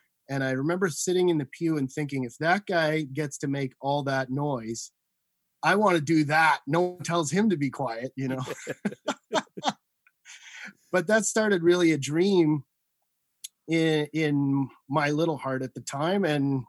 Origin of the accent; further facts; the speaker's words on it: Saint John, New Brunswick, Canada; I mean, I grew up on the East Coast in St. John, New Brunswick. To all my East Coasters out there. I graduated from St. John High School.